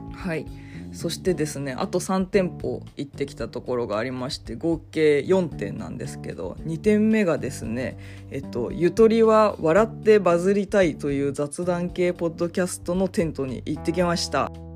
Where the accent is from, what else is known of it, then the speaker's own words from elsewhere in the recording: Fukuoka, Japan; moved away; 私の出身の福岡県